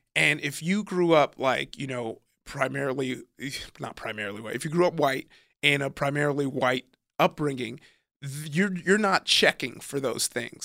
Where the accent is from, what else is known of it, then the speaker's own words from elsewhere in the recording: Compton, California, United States; also born or lived in Downey, California / Long Beach, California / Nigeria (ancestry); I grew up in Compton, California, was in Downey to go to high school, but I lived in Compton till about, I was, like, in ninth grade